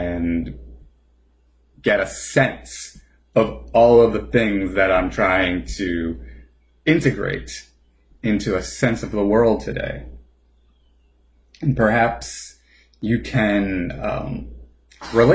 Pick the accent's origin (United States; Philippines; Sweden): United States; New Jersey; as a New Jerseyan